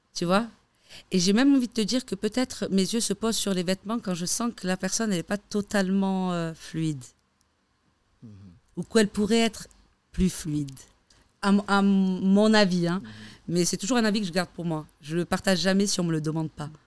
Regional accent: Algeria; now in Switzerland; je suis algérienne

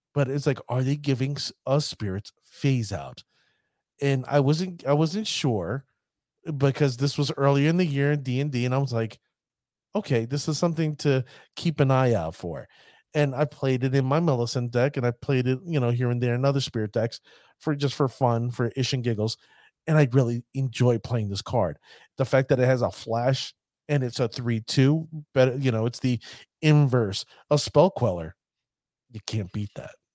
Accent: United States; I'm an American

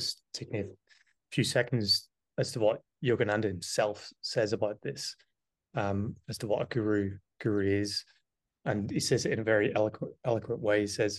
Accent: Ireland; also born or lived in United Kingdom; growing up in Ireland, I'd never heard mention of the word guru.

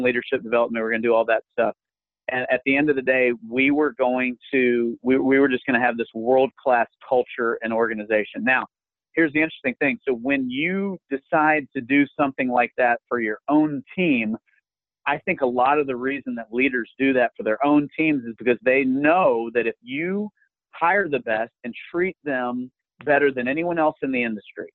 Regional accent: Alpharetta, Georgia, United States; my hometown of Alpharetta, Roswell.

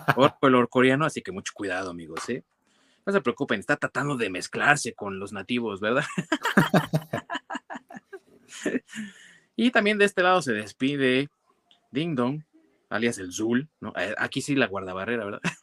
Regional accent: Mexico; con nosotros como mexicanos

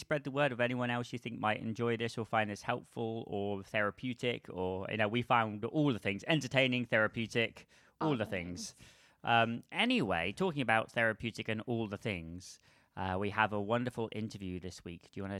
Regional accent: West Country, South West England, United Kingdom; accent: West Country; that was from my West Country accent from England

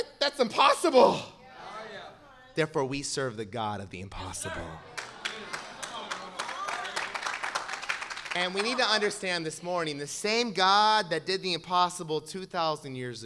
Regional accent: Southern California, United States; I grew up in Southern California

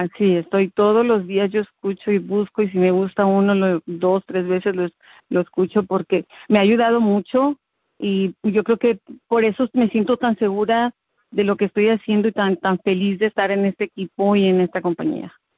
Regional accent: Mexico City, Mexico; moved away as an adult; now in Texas, United States; yo soy de, nací en el DF, soy mexicana. Tengo en Estados, Unidos 20 años

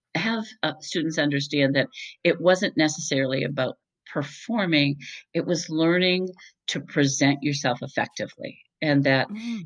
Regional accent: Boston, Massachusetts, United States; moved away; I'm originally from the Boston area

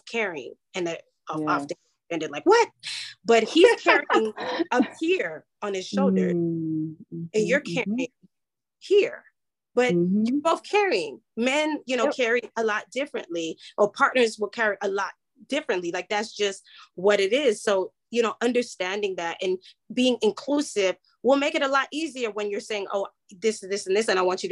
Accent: Nigeria; being Nigerian

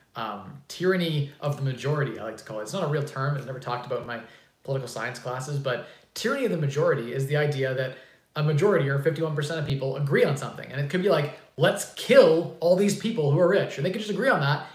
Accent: Canada; I'm a Canadian

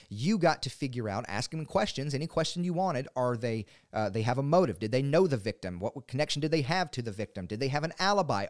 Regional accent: Maury County, Tennessee, United States; now in Dickson County, United States; I'm from Murray County

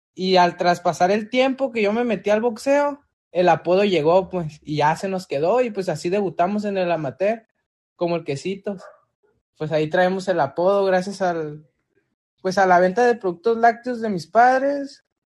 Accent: Tijuana, Baja California, Mexico; also born or lived in Guadalajara, Jalisco; Yo pues no soy originario de aquí, yo nací en Guadalajara, Jalisco, pero la mayoría de mi de tiempo ya me he estado aquí pues desde los, desde los dos años que mis padres se vinieron para acá y pues ya, como quien dice, ya soy originario de Tijuana

